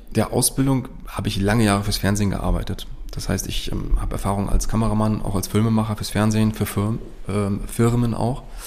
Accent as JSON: {"language": "German", "town": "Rostock", "region": "Mecklenburg-Vorpommern", "country": "Germany", "tie": "born or raised there", "said": "ich bin im Grunde in Rostock aufgewachsen, gebürtiger Rostocker"}